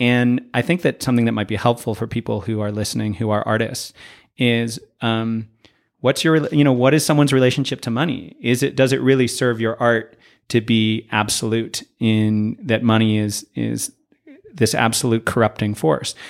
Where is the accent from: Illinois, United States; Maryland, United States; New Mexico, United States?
New Mexico, United States; Santa Fe; a certain kind of loneliness that I have felt growing up here.